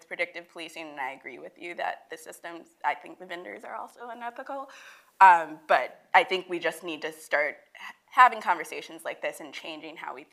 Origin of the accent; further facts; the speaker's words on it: New York City, New York, United States; So I'll go back to New York, because that's my hometown.